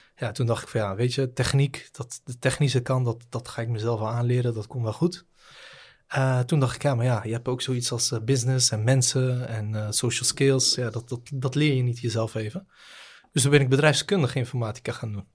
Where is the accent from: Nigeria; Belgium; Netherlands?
Netherlands; Rotterdam, South Holland; also born or lived in The Hague; now in Ridderkerk, Netherlands; opgegroeid, althans geboren in Den Haag. opgegroeid in Rotterdam-Zuid.